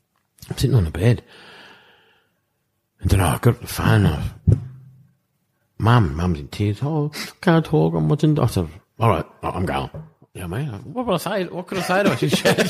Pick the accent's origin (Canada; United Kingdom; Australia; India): United Kingdom; England; accent: pommy; I know I've got a shit pommy accent.